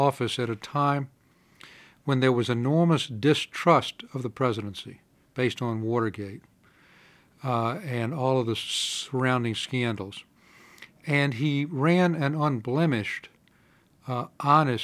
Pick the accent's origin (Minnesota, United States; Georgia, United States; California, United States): Georgia, United States; Atlanta; moved away as an adult; also born or lived in North Carolina / Massachusetts / Washington, D.C.; I grew up in Atlanta